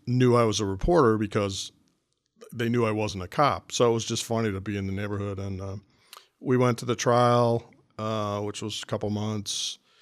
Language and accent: English; Cleveland, Ohio, United States; this is my hometown.